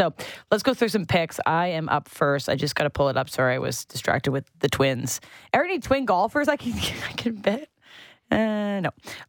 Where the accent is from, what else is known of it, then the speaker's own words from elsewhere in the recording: Sutton, Ontario, Canada; my hometown of Sutton